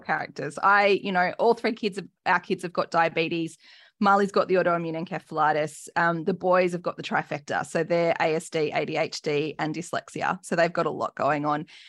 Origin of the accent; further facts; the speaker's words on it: New South Wales, Australia; I grew up in New South Wales, grew up a rugby league girl